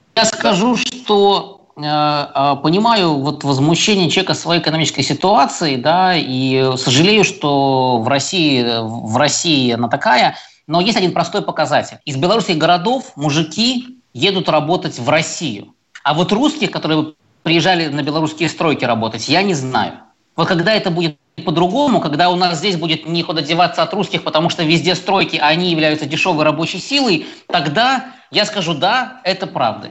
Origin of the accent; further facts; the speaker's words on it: Belarus; мы, белорусы, с ним эти 26 лет э, прожили